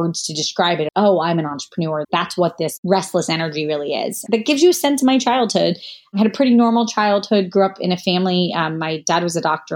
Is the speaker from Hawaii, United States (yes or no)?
no; Jacksonville, Florida, United States; also born or lived in Kentucky; my parents moved to Jacksonville, Florida when I was 8 months old. So as far as I know, I really born and raised essentially in Florida